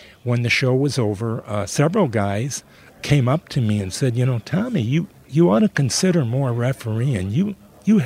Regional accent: suburb of Detroit, Michigan, United States; I was born in Detroit, but I was raised in a suburb of Detroit

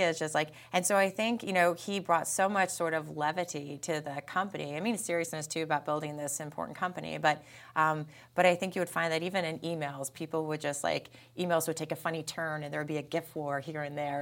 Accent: Peekskill, New York, United States; moved away; I'm from Peekskill, New York.

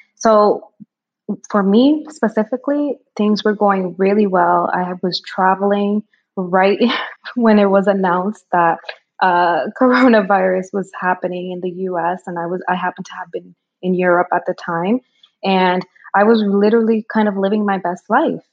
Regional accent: Dominican Republic; moved away; I'm an immigrant. I was born in the Dominican Republic. I'm an island girl

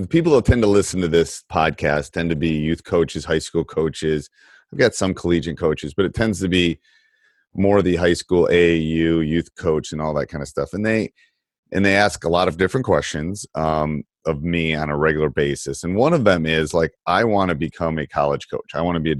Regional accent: Midwest, United States; moved away; I grew up in the Midwest

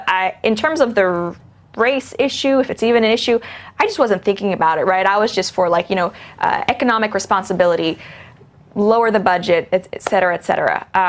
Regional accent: Hong Kong; moved away as an adult; also born or lived in Canada / Shanghai / Singapore / London; now in United States; I am half Chinese. My father is from Hong Kong. I was born in Canada, but when I was only a few months old, moved to Hong Kong, and that's really where I grew up.

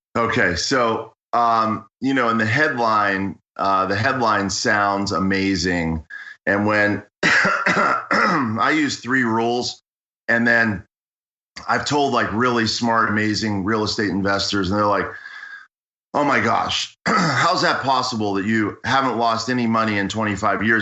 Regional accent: Pittsburgh, Pennsylvania, United States; moved away as an adult; also born or lived in Washington, District of Columbia, United States / Los Angeles; now in Santa Monica, United States; I grew up in Pittsburgh, spent a lot of time in Pittsburgh, spent some time in Washington, DC, seven years in Washington, DC, and I've lived in LA for 18 years.

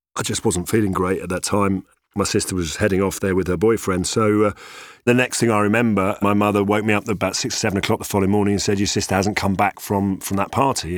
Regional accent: London, United Kingdom; I'm born and bred in London, uh, even though I've got, you know, lots of roots in, uh, in Ireland and Italy

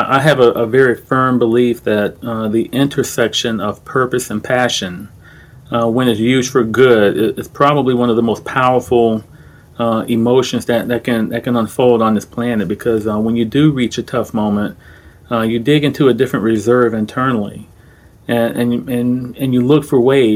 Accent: Orlando, Florida, United States; I'm from Orlando. I grew up in Orange County, Florida, not California

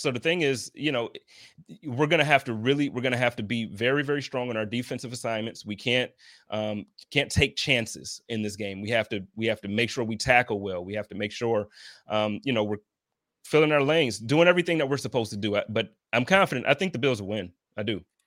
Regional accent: Buffalo, New York, United States; moved away as an adult; now in Phoenix, United States; I'm born and raised in Buffalo

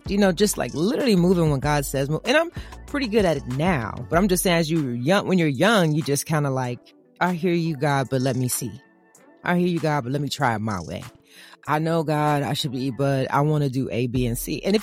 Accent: Evansville, Indiana, United States; I was raised in Evansville, Indiana

